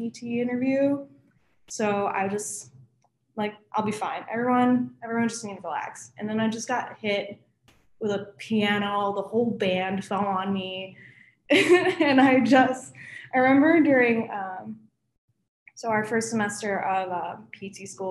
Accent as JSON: {"language": "English", "town": "Chicago", "region": "Illinois", "country": "United States", "tie": "born or raised there", "moved": "as an adult", "lives_now": "Cincinnati, United States", "said": "So I actually live in the city of Chicago, and I've lived only in Illinois my whole life."}